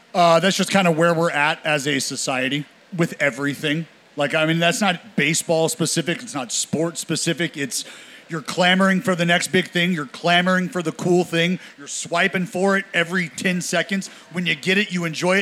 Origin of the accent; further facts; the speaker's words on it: Northern California, United States; I'm from I'm from NorCal